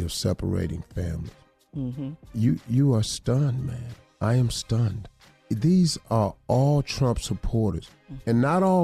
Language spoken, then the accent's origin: English; McDowell County, West Virginia, United States; the place that I was born in McDowell County, West Virginia